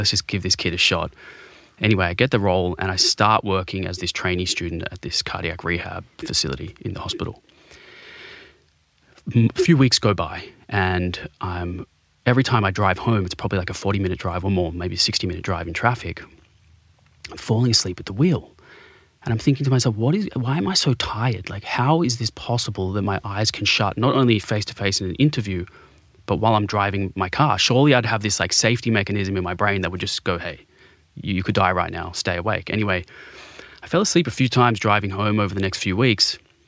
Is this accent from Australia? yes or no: yes; Sydney, New South Wales, Australia; So before being diagnosed, I grew up in Bondi. I had the best upbringing you could have, you know.